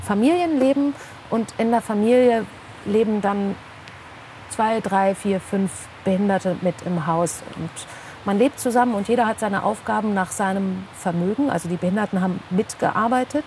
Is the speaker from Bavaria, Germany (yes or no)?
no; Bielefeld, North Rhine-Westphalia, Germany; ich bin quasi im Obdachlosenheim aufgewachsen